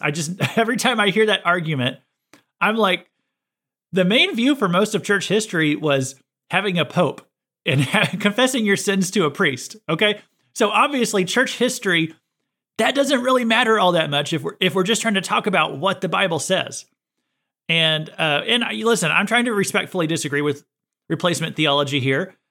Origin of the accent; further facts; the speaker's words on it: United States; I was born in America